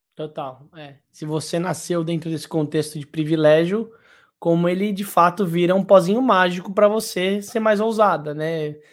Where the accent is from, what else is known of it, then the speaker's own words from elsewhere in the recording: São Paulo, Brazil; moved away as an adult; now in Ilhabela, Brazil; Eu sou paulistano, né? Eu nasci em Perdizes